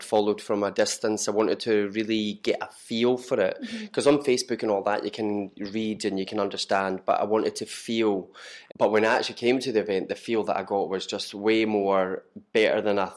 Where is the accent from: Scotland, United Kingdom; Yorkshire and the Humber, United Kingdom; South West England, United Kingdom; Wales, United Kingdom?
Scotland, United Kingdom; Perth; moved away as an adult; now in Glasgow, United Kingdom; I'm originally from Perth